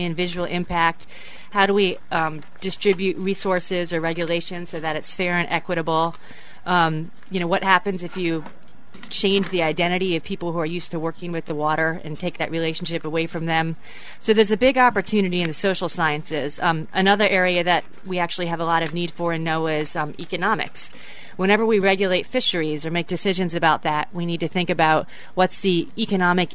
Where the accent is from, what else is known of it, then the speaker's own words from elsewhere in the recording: Bethesda, Maryland, United States; also born or lived in New England; I am from Bethesda, Maryland, and went to graduate school in went to undergrad in New England